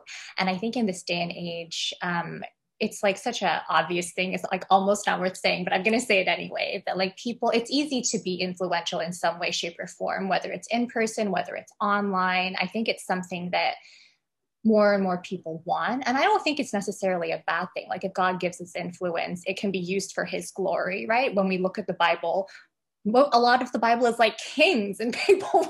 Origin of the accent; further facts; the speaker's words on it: Canada; now in Hong Kong; we're both Canadian, but we're both in Hong Kong at this moment